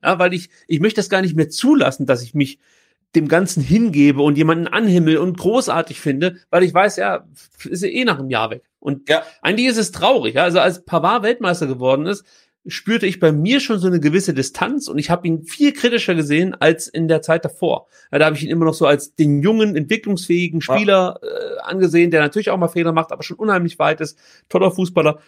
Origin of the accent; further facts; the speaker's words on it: Stuttgart, Baden-Württemberg, Germany; als Stuttgarter, als VfB-Fan